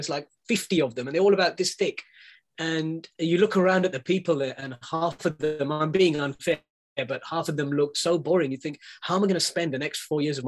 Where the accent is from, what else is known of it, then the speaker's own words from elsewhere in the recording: London, United Kingdom; I was born in London, I grew up here